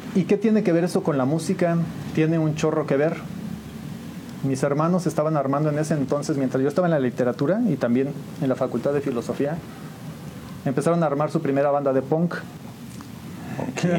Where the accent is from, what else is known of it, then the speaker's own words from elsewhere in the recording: San Juan del Río, Querétaro, Mexico; yo nací aquí en San Juan del Río